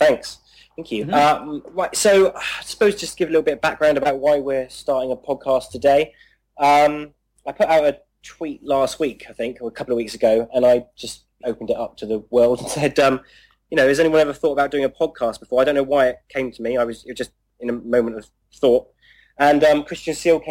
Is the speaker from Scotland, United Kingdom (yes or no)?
no; Bournemouth, South West England, United Kingdom; I'm from Bournemouth in the UK